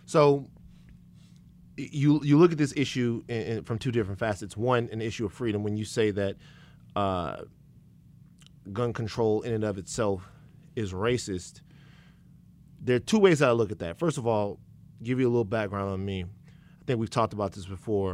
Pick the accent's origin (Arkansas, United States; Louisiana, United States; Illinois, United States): Louisiana, United States; Baton Rouge; I'm from Baton Rouge, Louisiana.